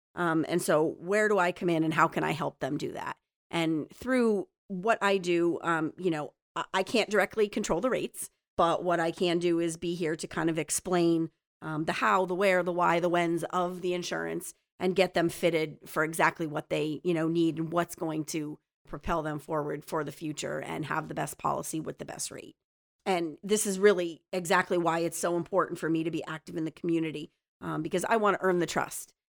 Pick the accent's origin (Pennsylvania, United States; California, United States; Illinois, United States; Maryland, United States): Pennsylvania, United States; Plymouth; also born or lived in Kingston, Pennsylvania; now in Swoyersville, United States; I grew up in Plymouth